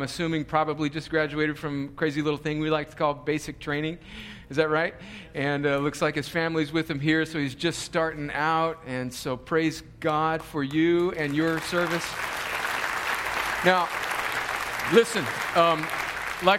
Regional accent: El Centro, California, United States; moved away; my hometown of El Centro

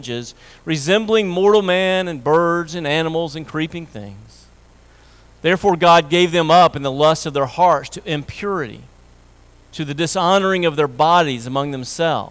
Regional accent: Tennessee, United States; I grew up in Tennessee

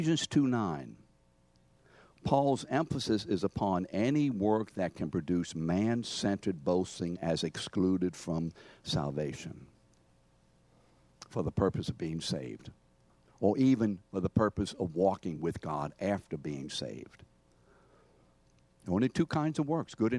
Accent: New Orleans, Louisiana, United States; New Orleanians, you know, we have very close veins, not varicose. We say your mom and them

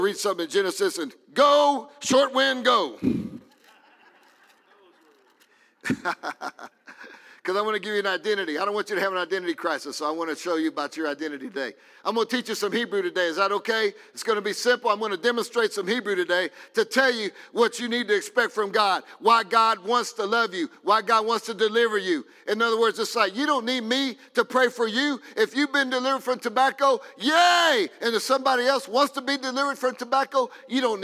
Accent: Crosby, Texas, United States; I come from Crosby, Texas, a little northeast of Houston

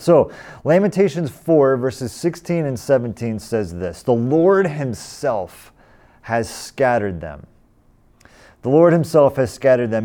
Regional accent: California, United States; also born or lived in Boston; I grew up here in California, but we lived in Boston for seven years

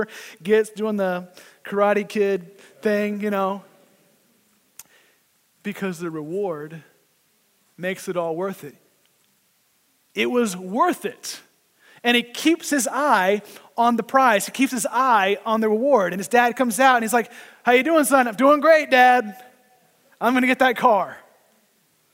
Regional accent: Oklahoma, United States; now in New Jersey, United States; I grew up in Oklahoma and you could drive at 16

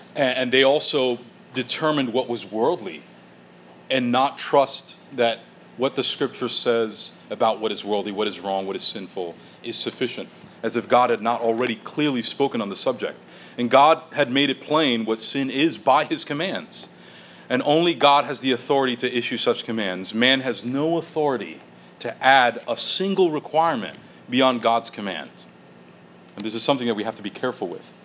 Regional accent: United States

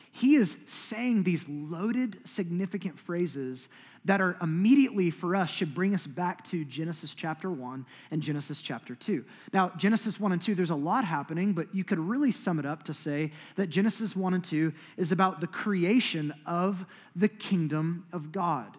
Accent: United States; as American Christians

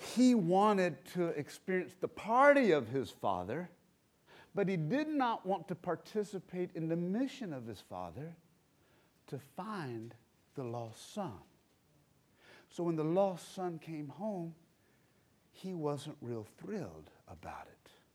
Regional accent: Black Mountain, North Carolina, United States; I grew up here in Black Mountain

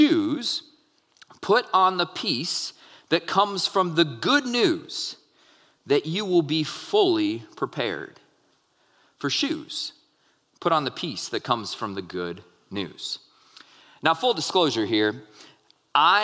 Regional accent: Minnesota, United States; I grew up in Minnesota

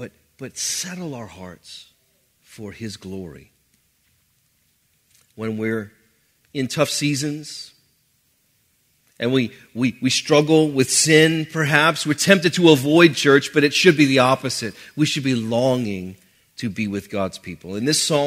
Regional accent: New Orleans, Louisiana, United States; I grew up in New Orleans, typical New Orleans upbringing

